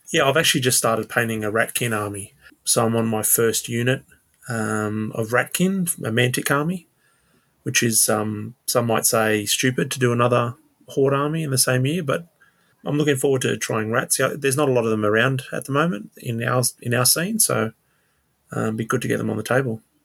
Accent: Sydney, New South Wales, Australia; now in Blue Mountains, Australia; I grew up in Sydney and moved up to the mountains about five years ago.

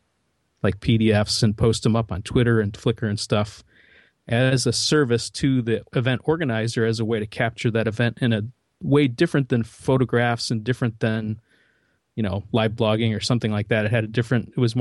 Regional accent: Midwest, United States; So I'm from the Midwest

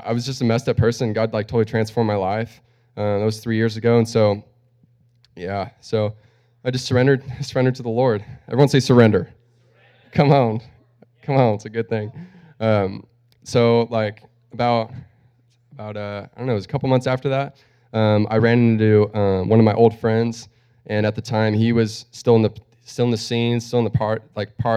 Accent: Cortland, United States; also born or lived in Australia; I grew up here, actually, down the street, right there up that street, Cortland, right behind whatever it used to be, Scolari's

